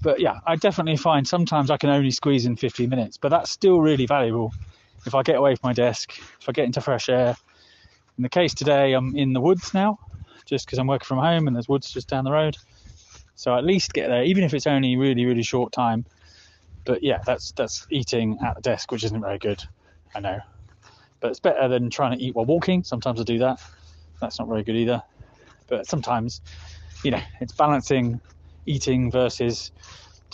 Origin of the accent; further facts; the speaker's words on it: United Kingdom; moved away; I'm back in the UK in my hometown